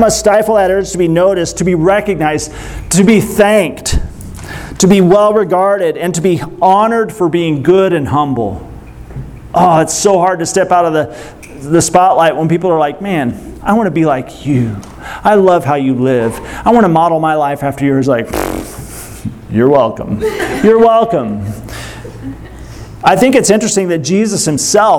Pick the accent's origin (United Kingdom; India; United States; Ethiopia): United States; Springfield, Missouri; I'm from Springfield, Missouri